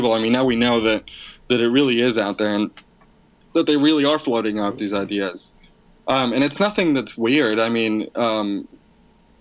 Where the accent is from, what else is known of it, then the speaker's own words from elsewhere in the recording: Maracaibo, Zulia, Venezuela; I'm actually from Maracaibo, which is the sort of the Boston to New York, that kind of thing.